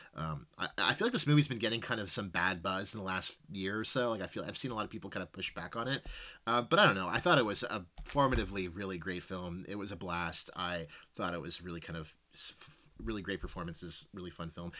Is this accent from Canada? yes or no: yes; Canada; as a Canadian citizen